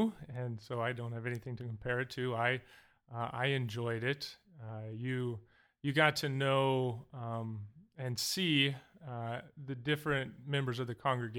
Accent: Anchorage, Alaska, United States; also born or lived in Iowa / Bozeman, Montana; I was born in Iowa. And went through elementary and junior high in Anchorage, Alaska, and went through high school in Bozeman, Montana.

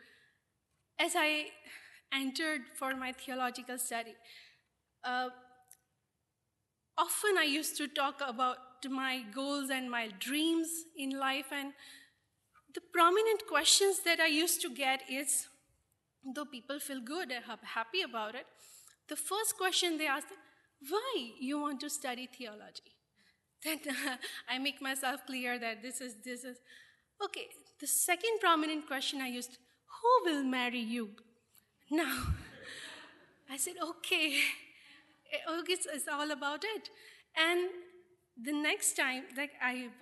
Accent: India; as a Christians in India, though we are Indian

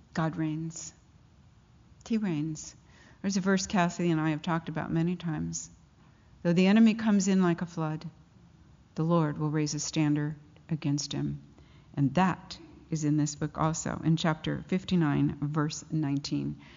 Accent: Pasadena, California, United States; I grew up in Pasadena, so I know those mountains

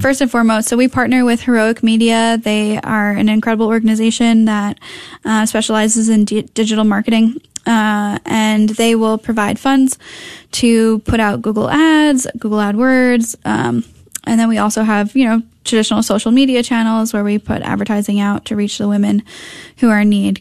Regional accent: Connecticut, United States; moved away as an adult; also born or lived in Minnesota; now in North Texas, United States; I grew up in Connecticut

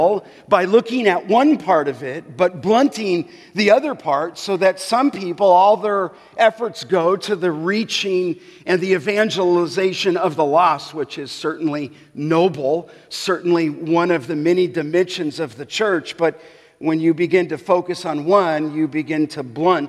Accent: Los Angeles, California, United States; when I was growing up in the San Fernando Valley in Canoga Park

